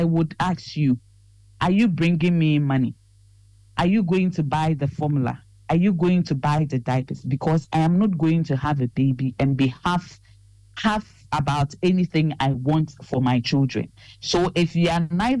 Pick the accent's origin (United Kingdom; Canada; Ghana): Ghana; we are trained as very Ghanaian